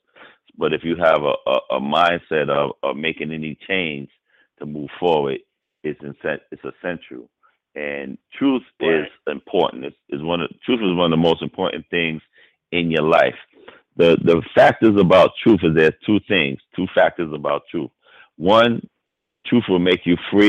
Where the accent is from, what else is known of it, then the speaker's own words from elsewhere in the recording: New York City, New York, United States; I grew up in Harlem